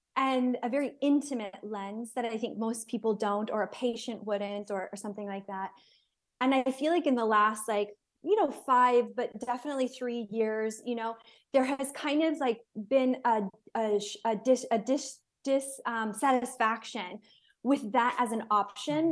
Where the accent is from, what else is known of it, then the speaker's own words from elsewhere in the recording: United States; moved away; also born or lived in Israel; I'm American